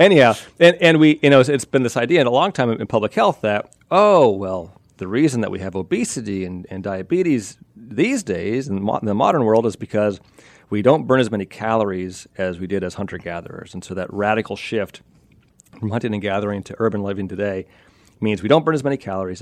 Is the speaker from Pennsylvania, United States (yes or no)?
yes; Pennsylvania, United States; Amish, I grew up in Pennsylvania